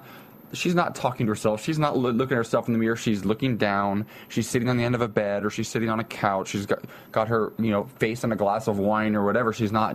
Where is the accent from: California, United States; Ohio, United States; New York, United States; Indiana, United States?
Ohio, United States; from the South.